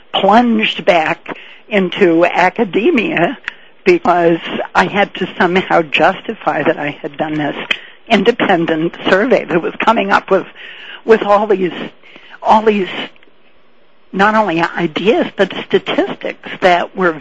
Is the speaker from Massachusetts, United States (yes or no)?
yes; Boston, Massachusetts, United States; I grew up in Boston, Massachusetts, in the days when sex was banned in Boston.